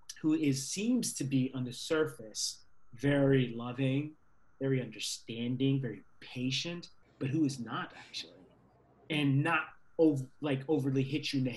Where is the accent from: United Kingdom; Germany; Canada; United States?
United States; Virginia; I grew up in Virginia in the South